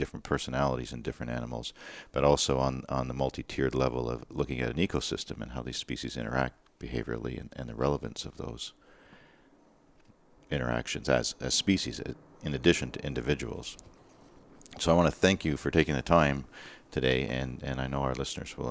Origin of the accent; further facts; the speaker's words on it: Eastern Ontario, Canada; I'm from Eastern Ontario